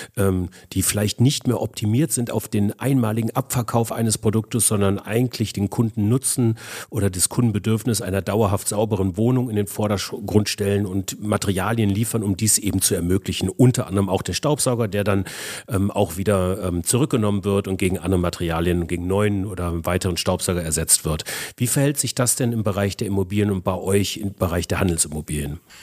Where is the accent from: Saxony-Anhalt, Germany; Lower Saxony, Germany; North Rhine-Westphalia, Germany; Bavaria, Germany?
Bavaria, Germany; Ingolstadt; meiner Heimat Ingolstadt